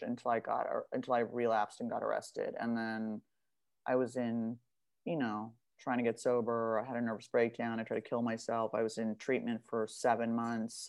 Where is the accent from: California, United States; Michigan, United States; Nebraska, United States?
California, United States; Beverly Hills; I'm from Beverly Hills. I went to like an all girls private uniform school